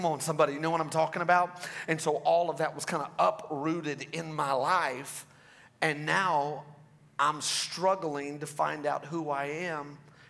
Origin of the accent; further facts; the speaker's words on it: Rogers, Arkansas, United States; My wife and I, we are from Rogers, Arkansas, and we just love your pastors.